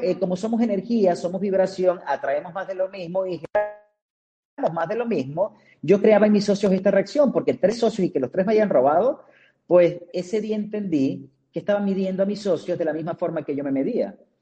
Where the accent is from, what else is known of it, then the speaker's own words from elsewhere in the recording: Maracaibo, Zulia, Venezuela; moved away as an adult; now in Cancún, Mexico; nazco en Maracaibo, Estado Zulia, eh, es la segunda capital de Venezuela.